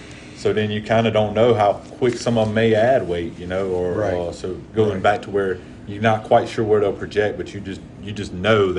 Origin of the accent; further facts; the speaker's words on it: Picayune, Mississippi, United States; I was from Picayune